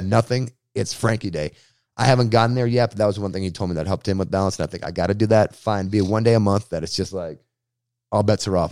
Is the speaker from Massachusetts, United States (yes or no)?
yes; Boston, Massachusetts, United States; moved away as an adult; now in San Diego, United States; Bostonian, like, growing up in Boston